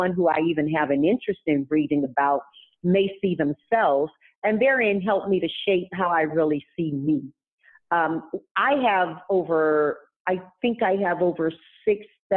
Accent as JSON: {"language": "English", "town": "Tarboro", "region": "North Carolina", "country": "United States", "tie": "born or raised there", "moved": "yes", "lives_now": "California, United States", "said": "when I grew up in Tarboro, North Carolina"}